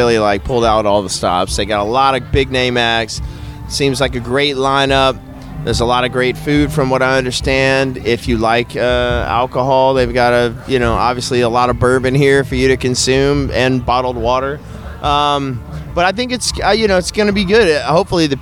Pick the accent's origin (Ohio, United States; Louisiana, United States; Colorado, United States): Louisiana, United States; Shreveport; growing up in Louisiana